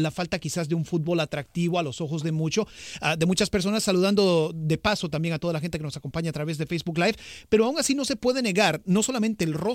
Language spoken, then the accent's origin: Spanish; Costa Rica; Y te lo digo yo como costarricense, es una selección extremadamente diferente a la que llevó Pinto al Mundial.